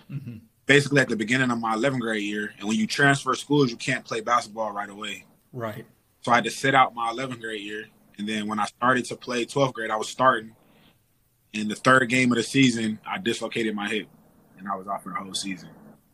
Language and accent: English; Detroit, Michigan, United States; I mean, in a long story short, it was growing up in a slightly impoverished area. You know what I'm saying? Attending public school, sharing books, sharing pretty much everything with your classmat